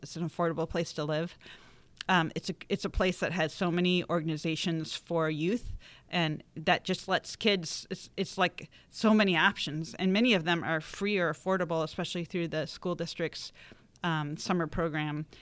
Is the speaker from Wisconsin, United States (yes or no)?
yes; Eau Claire, Wisconsin, United States; moved away as an adult; grew up in Eau Claire